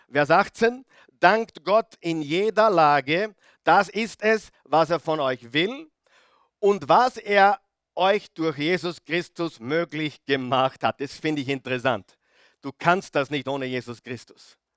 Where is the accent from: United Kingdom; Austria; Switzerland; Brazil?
Austria; Grieskirchen, Upper Austria; heute früh wieder in Grieskirchen, wo ich her bin, als Oberösterreicher